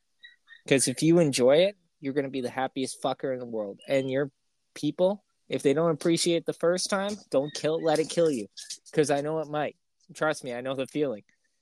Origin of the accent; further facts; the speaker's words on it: Canada; It's because my internet's slower. I'm Canadian.